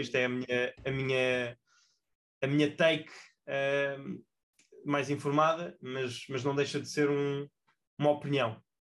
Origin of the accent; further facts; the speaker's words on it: Portugal; enquanto portugueses